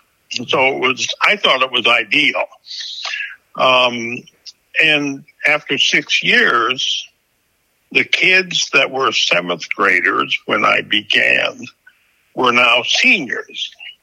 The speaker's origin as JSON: {"language": "English", "area": "Lorenz", "region": "Iowa", "country": "United States", "tie": "born or raised there", "moved": "yes", "lives_now": "Texas, United States", "said": "Back in 1940, I was born and raised in a little town in northern Iowa called Lorenz, Iowa."}